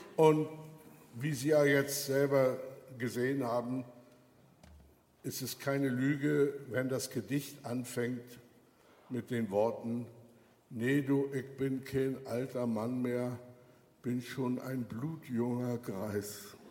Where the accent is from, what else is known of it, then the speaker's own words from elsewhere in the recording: Germany; wir so als Deutsche